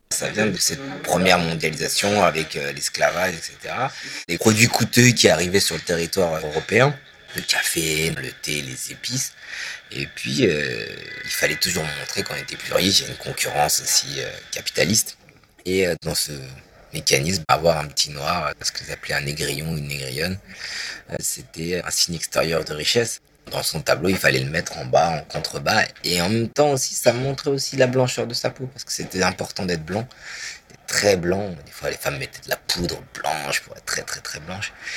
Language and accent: French; France; en tant que Français